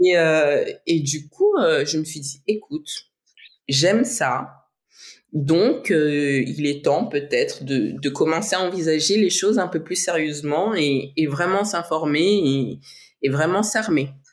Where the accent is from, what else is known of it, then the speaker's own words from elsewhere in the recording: French Guiana; je suis née en Guyane, père martiniquais, mère brésilienne.